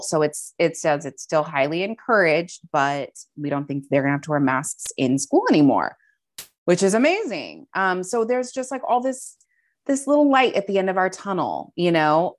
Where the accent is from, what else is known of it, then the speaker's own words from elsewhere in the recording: Montana, United States; moved away as an adult; also born or lived in Maryland; now in San Diego, United States; I grew up primarily in Montana. So, um, from the age of like nine or ten to twenty-one when I moved down here to San Diego